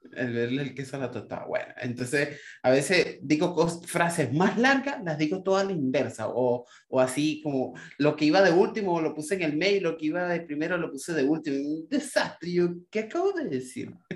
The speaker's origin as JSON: {"language": "Spanish", "town": "Puerto La Cruz", "region": "Anzoátegui", "country": "Venezuela", "moved": "yes"}